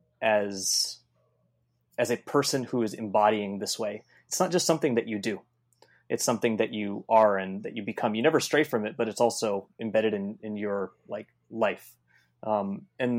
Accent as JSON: {"language": "English", "region": "California", "country": "United States", "said": "I'm from California"}